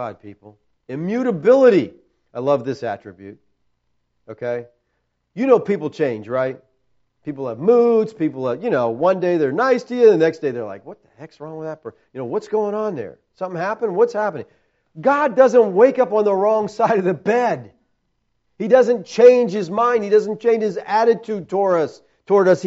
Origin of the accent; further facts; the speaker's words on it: United States; as American Christians